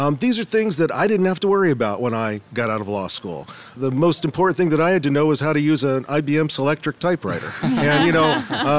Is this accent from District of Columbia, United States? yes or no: yes; Washington, District of Columbia, United States; I'm …, and I am from Washington, D.C.